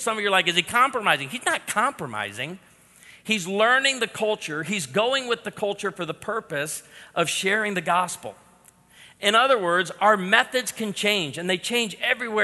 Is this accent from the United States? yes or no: yes; Chicago, Illinois, United States; moved away as an adult; also born or lived in Texas; now in Branson, United States; I'm born and raised in Chicago